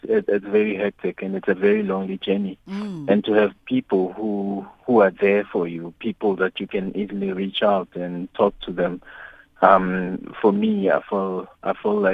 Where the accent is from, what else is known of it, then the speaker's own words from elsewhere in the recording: South Africa; growing up in Davidson